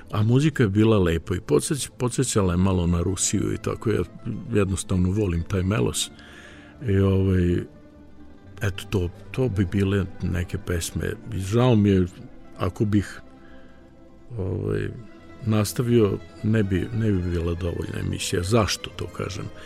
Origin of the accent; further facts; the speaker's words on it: Srpski Krstur, Vojvodina, Serbia; zato što sam ja rodom iz srpskog Krstura